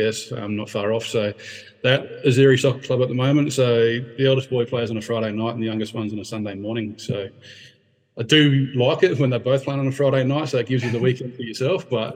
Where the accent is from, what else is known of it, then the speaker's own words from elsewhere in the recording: Darwin, Northern Territory, Australia; we grew up in Karama